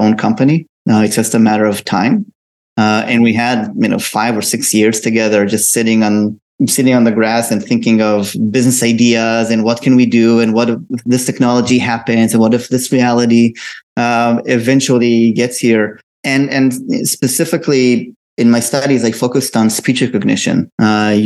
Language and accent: English; Israel; So I'm originally from Israel. I was born and raised there.